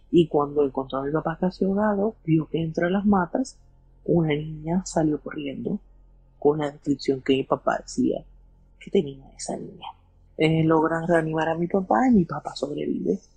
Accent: Colombia; nosotros somos de Colombia, pero pues en ese momento mis abuelos eran inmigrantes eh, colombianos de Venezuela, vivían en Estados Unidos.

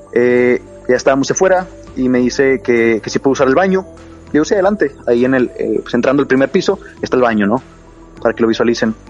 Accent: Monterrey, Nuevo León, Mexico; Soy de la ciudad de Monterrey, al norte de México.

